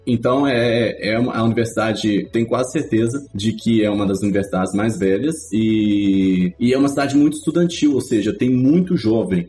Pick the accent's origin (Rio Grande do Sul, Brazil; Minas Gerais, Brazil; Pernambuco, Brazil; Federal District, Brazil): Minas Gerais, Brazil; Belo Horizonte; moved away as an adult; also born or lived in São Paulo / Campinas; now in Italy; eu nasci em Belo Horizonte, vivi em Belo Horizonte até os meus 19 anos